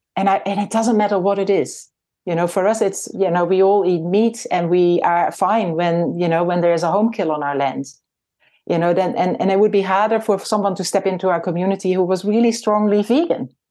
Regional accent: Netherlands; moved away as an adult; now in New Zealand; I was born in the Netherlands and, uh, my husband and I came to New Zealand in nineteen ninety-five.

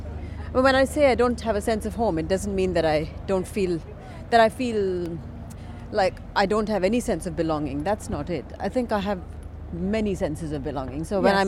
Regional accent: Chennai, Tamil Nadu, India; moved away as an adult; It did. I was born in India.

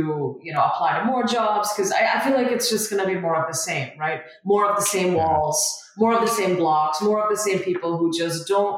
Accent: Malaysia; also born or lived in Kolkata, India; I was born in India, very, very proud of that. And I moved to Malaysia, which is in Southeast Asia, at age five. So my family and I moved to Malaysia at age five.

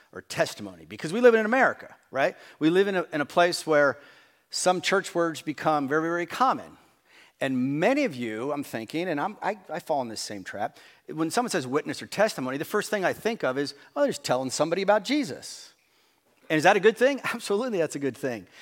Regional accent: New Jersey, United States; We grew up in New Jersey

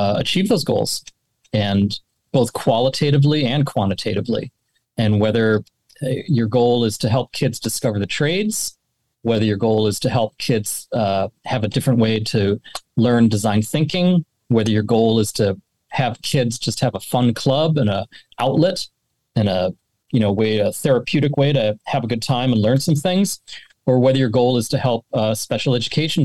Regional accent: St. Paul, Minnesota, United States; I grew up in St. Paul, Minnesota

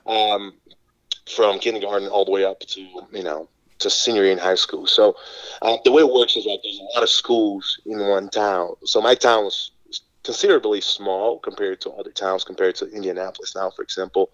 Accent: Brazil; English is a second language; moved away as an adult; now in United States; I grew up in Brazil um, all the way up until uh, when I was 18 to 19 years old

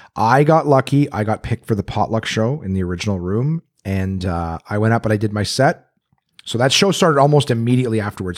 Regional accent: Canada; now in United States; I'm a Canadian

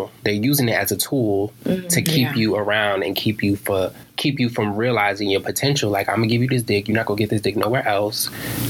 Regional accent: New York City, New York, United States; moved away; I'm from New York, Harlem, New York, to be exact.

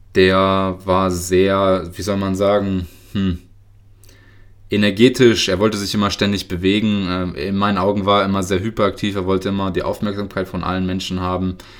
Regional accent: Lower Saxony, Germany; also born or lived in Karaganda, Kazakhstan; ich komme aus Niedersachsen

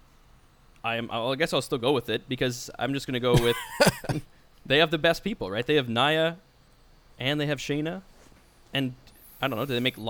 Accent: Canada; also born or lived in Scotland; I'm from Canada

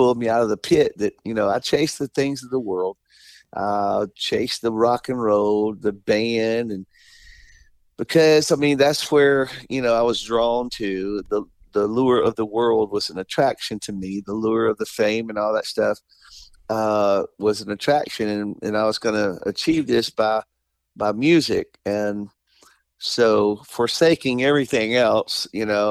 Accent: Selma, Alabama, United States; when I was little, I grew up in Selma, Alabama

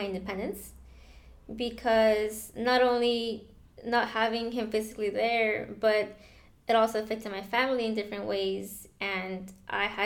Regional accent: Texas, United States; moved away as an adult; also born or lived in Mexico; now in California, United States; I was actually born in Mexico, but raised in Texas.

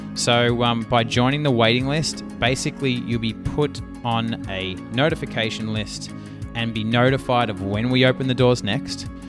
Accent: Australia; accent: Australian

